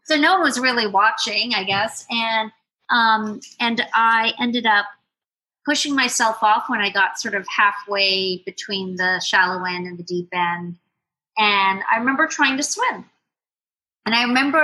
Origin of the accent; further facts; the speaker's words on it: Jamaica; moved away; born and raised in Jamaica, West Indies. My parents moved to Jamaica after the revolution in Cuba. So they are both Cuban